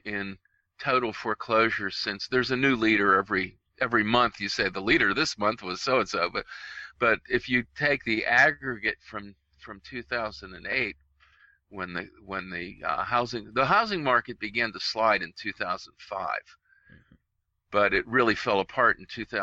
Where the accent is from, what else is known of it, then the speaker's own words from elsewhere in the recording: Pittsburgh, Pennsylvania, United States; I'm from Pittsburgh